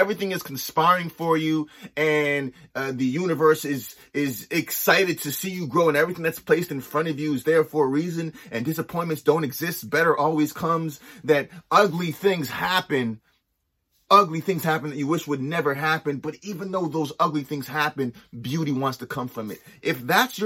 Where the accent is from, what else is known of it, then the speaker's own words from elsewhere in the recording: Los Angeles, California, United States; also born or lived in Nova Scotia; now in Canada; growing up